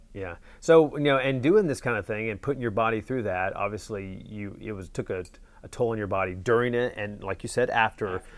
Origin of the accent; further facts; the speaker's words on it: North Carolina, United States; I'm from North Carolina as well